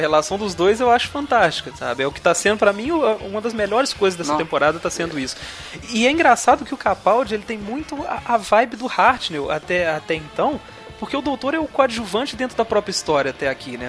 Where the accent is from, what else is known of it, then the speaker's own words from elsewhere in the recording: Juiz de Fora, Minas Gerais, Brazil; eu sou carioca do Brejo aqui, né, que Juiz de Fora fica bem mais perto do Rio do que de BH